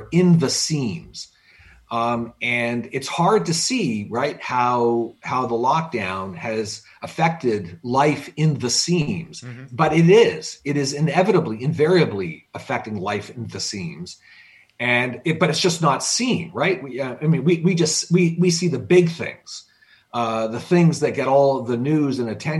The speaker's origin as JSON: {"language": "English", "country": "Canada", "moved": "yes", "lives_now": "United States", "said": "I am formally Canadian. I haven't lived in Canada in 40 years."}